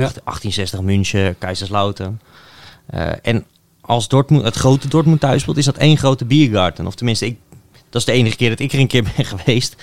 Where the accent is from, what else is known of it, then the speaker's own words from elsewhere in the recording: Netherlands; als Nederlander